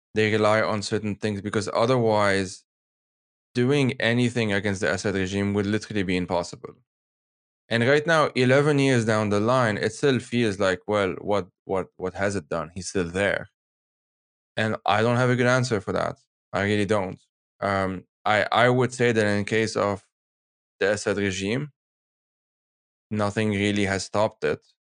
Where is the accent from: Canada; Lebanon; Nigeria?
Lebanon; now in Geneva, Switzerland; I'm from Lebanon